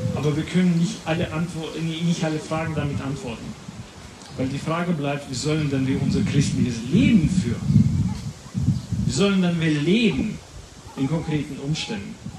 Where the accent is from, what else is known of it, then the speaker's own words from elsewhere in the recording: Latvia; German is a second language; moved away; ich komme aus Lettland. Das ist gar nicht so weit von hier, quer durch Polen und wir sind schon dort